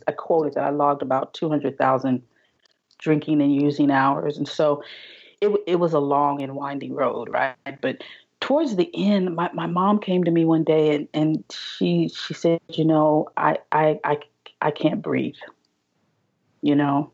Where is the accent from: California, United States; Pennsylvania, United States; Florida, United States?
California, United States; also born or lived in Pasadena / Los Angeles / San Diego; I'm a California native.